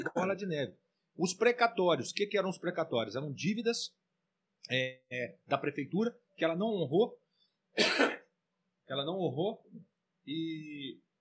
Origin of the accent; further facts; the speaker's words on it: Valença, Rio de Janeiro, Brazil; eu cresci aqui em Valença